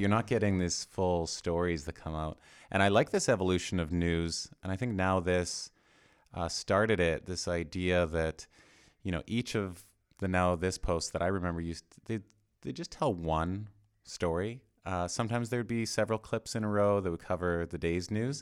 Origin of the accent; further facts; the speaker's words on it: Edmonton, Alberta, Canada; I grew up in Edmonton in Canada